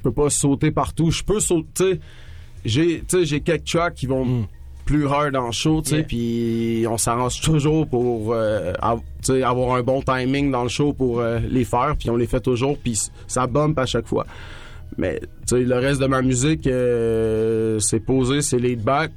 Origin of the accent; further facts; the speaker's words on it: Trois-Rivières, Quebec, Canada; moved away; on vient du Cap